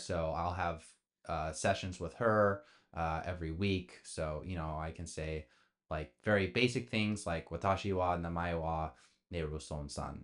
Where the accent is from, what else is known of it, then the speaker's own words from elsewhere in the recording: Bay Area, California, United States; growing up in the Bay Area.